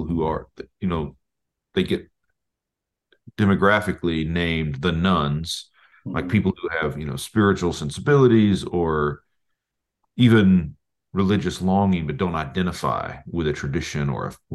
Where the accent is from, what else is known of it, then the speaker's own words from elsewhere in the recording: Oklahoma, United States; moved away as an adult; also born or lived in Tulsa; we're both from Oklahoma